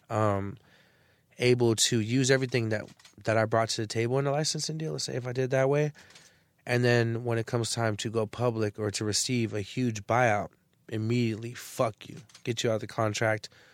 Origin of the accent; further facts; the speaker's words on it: San Francisco, California, United States; also born or lived in Arizona; I come from the Bay Area.